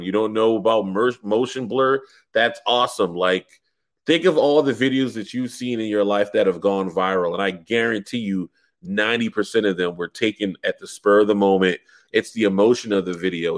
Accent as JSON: {"language": "English", "town": "Charleston", "region": "South Carolina", "country": "United States", "tie": "born or raised there", "said": "the newspaper in my hometown, which is one of the oldest in America, is called the Post and Courier."}